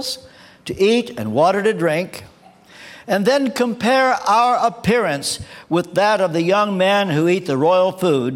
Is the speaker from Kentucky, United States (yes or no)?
yes; Kentucky, United States; moved away as an adult; now in England; I come from Kentucky. Some of you will know I was brought up in the Church of the Nazarene